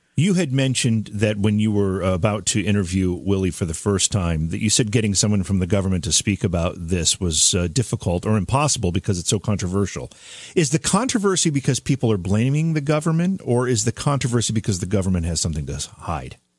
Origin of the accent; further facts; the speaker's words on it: Oneonta, New York, United States; I grew up in Oneonta in upstate New York.